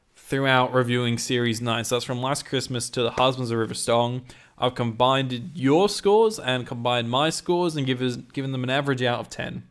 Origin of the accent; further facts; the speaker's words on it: United Kingdom; I'm so British